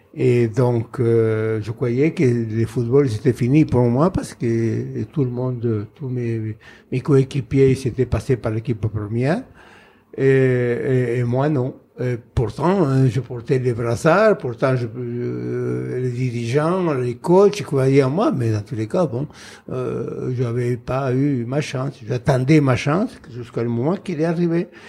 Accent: Buenos Aires, Argentina; French is a second language; moved away as an adult; also born or lived in Saint-Étienne, France; je suis né à Buenos Aires dans une famille très nombreuse

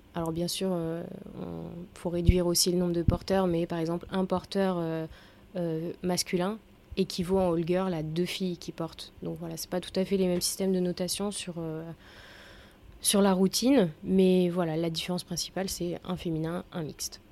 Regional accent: Auvergne-Rhône-Alpes, France; je suis auvergnate, je suis une bonne auvergnate de souche

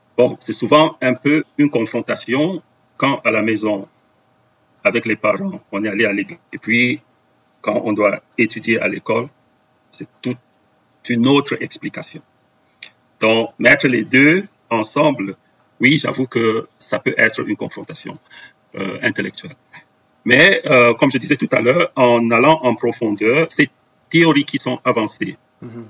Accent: Cameroon; first language Bamum; French is a second language; moved away as an adult; also born or lived in Brussels, Belgium; now in Belgium; J'ai grandi au Cameroun avec euh, des missionnaires hollandais.

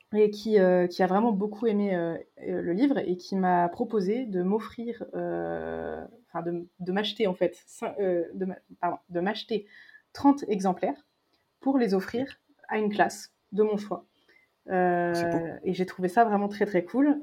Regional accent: Berry, Centre-Val de Loire, France; j'ai grandi dans le Berry.

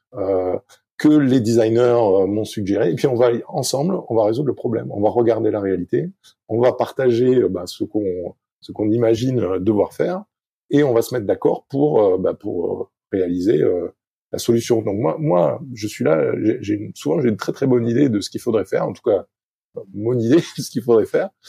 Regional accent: Arcachon Basin, Nouvelle-Aquitaine, France; je suis français, je viens du, euh, sud-ouest de la France, Basse-en-Arcachon.

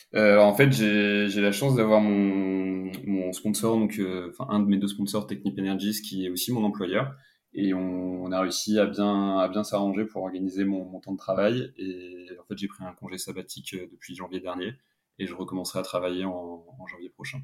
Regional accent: Paris, Île-de-France, France; je suis originaire de, de Paris

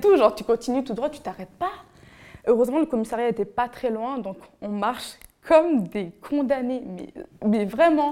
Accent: Benin; moved away; j'étais encore mineure et je vivais encore au Bénin. Donc je suis béninoise

